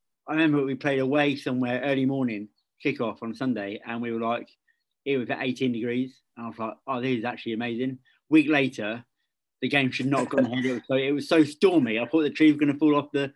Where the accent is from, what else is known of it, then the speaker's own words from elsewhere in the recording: Cromer, East of England, United Kingdom; moved away; I came from Cromer and that's on the North Sea